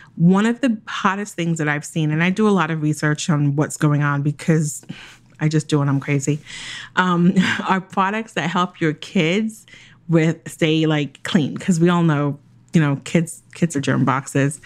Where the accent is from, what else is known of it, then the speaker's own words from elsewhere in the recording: Jamaica; I'm Jamaican